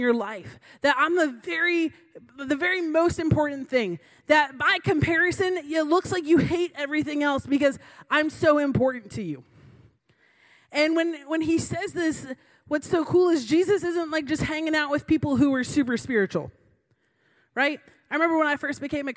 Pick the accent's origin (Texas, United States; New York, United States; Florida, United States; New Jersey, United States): Florida, United States; Growing up in Florida, I had the privilege